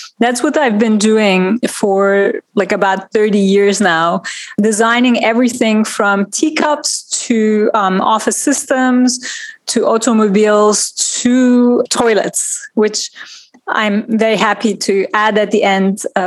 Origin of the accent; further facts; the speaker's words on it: Turkey; moved away as an adult; now in New York, United States; But I grew up in Turkey in a family of lawyers